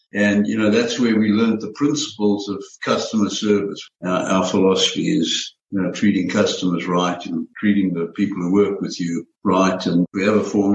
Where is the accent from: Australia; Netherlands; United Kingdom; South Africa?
South Africa; Pretoria, Gauteng; moved away as an adult; also born or lived in Johannesburg, South Africa; now in United States; we moved from Johannesburg to Pretoria when I was very young. And growing up there